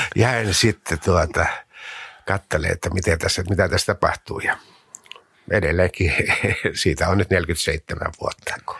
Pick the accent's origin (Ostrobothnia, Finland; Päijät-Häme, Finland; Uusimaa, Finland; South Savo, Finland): South Savo, Finland; Mikkeli; Mikkelin maalaiskunnassa, noin 30 kilometriä Mikkelin kaupungista, Pajulan kylässä.